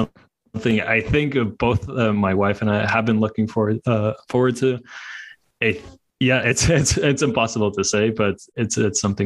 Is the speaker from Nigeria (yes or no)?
no; Latvia; now in Hungary; I'm from Latvia. I'm now based in Hungary